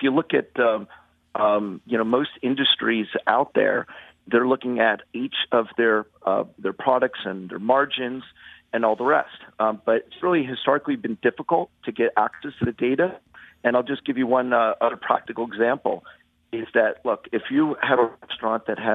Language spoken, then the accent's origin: English; Haddonfield, New Jersey, United States; I'm from Haddonfield, New Jersey, you know, which is just a neighboring town